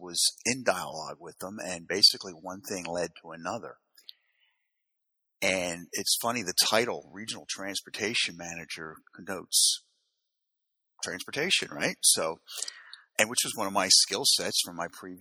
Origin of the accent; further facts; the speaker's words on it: Philadelphia, Pennsylvania, United States; I grew up in Philadelphia, which has a large rowing community